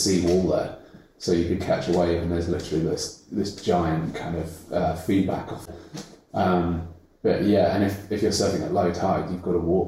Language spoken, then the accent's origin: English; Jersey; moved away; I grew up in an island called Jersey, which is part of the Channel Islands. Off the coast of France, but they are part of the UK. Growing up there, it's a very small island. There's about 90,000 people.